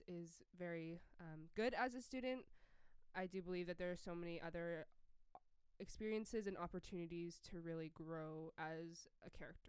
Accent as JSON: {"language": "English", "town": "Abbotsford", "region": "British Columbia", "country": "Canada", "said": "I am a freshman, and I'm from Abbotsford, Canada, and I am Korean-American second generation."}